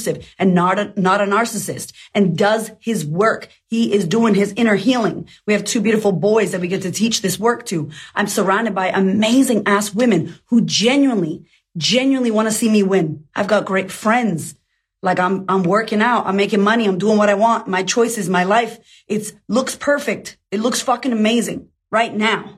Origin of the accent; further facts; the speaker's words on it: United States; I'm American